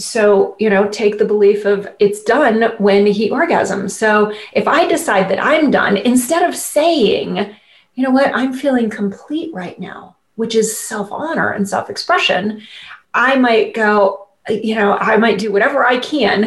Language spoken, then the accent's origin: English; Midwest, United States; I grew up conservative family in the Midwest